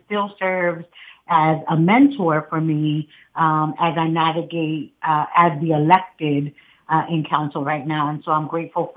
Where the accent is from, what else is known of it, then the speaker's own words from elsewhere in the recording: Philadelphia, Pennsylvania, United States; My roots are from right here. I'm born and raised in Philadelphia. Most of my childhood was spent in the Huntington Park community.